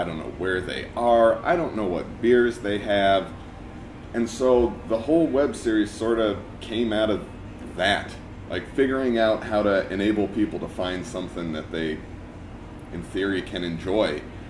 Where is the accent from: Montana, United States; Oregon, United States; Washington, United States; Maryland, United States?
Oregon, United States; Milwaukie; also born or lived in Portland, Oregon; now in Forest Grove, United States; I was born in Portland, grew up in Milwaukee